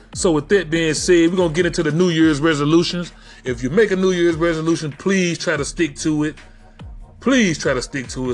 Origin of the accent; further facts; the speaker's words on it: Memphis, Tennessee, United States; That's why I talk the way I talk. I am from Memphis, Memphis, Tennessee.